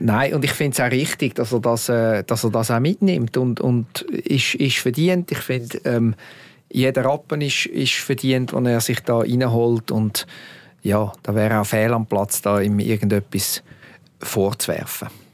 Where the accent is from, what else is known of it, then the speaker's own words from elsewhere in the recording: Switzerland; als Schweizer